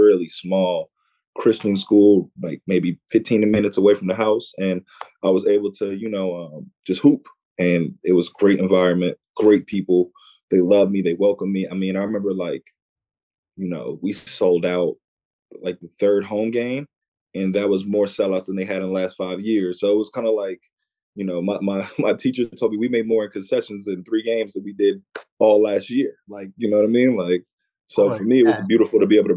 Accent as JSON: {"language": "English", "region": "Virginia", "country": "United States", "tie": "born or raised there", "also_born_or_lived": "Washington, D.C.", "said": "I was born in D.C., but I grew up in Virginia"}